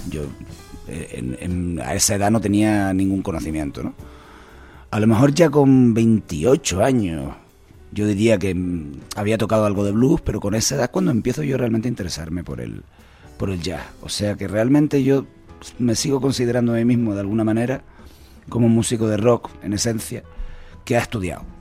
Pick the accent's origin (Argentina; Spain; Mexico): Spain; Canary Islands; todos los autores que, hemos escrito música somos canarios.